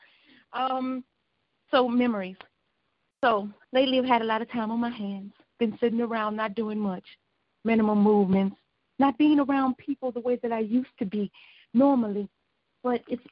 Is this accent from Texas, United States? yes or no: no; Joliet, Illinois, United States; also born or lived in Chicago; I was born and raised out here in Joliet, Chicago was a second home to me